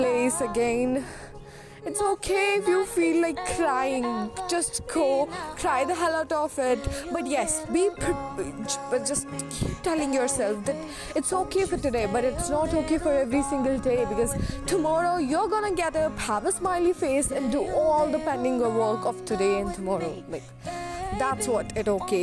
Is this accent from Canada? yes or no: no; India; I'm even an Indian human